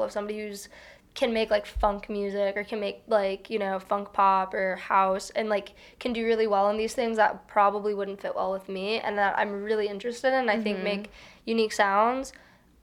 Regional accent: Houston, Texas, United States; moved away as an adult; also born or lived in Chicago suburbs, Illinois / Chicago, Illinois; now in New York, United States; I was born in the suburbs of Chicago, but I was raised in Houston, Texas.

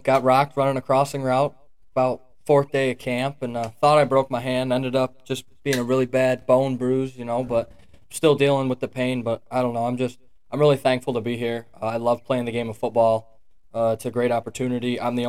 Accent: New York, United States; moved away as an adult; now in Pennsylvania, United States; So it's kind of an honor to be able to represent my small hometown of graduating class of 67. So it's pretty fun to come out here. I'm from New York. I'm a long ways from home right now

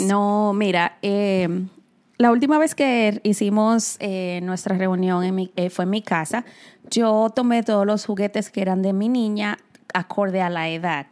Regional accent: Dominican Republic; now in New York, United States; yo que soy nacida y criada en República Dominicana

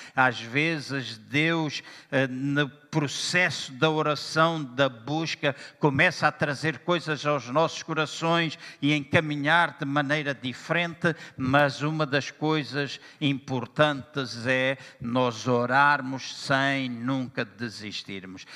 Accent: Angola; also born or lived in Lisbon, Portugal / Aveiro, Portugal; now in Portugal; Eu nasci em Angola também e na minha terra, às oito da manhã, das oito às nove, era culto de oração

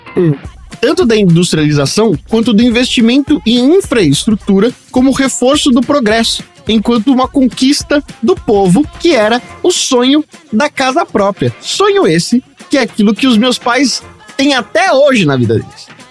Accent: São Paulo, Brazil; no bairro da Coab de José Bonifácio, terra onde nasci e cresci na zona leste

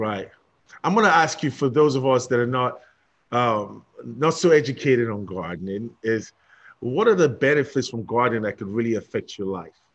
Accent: London, United Kingdom; I'm from London, England

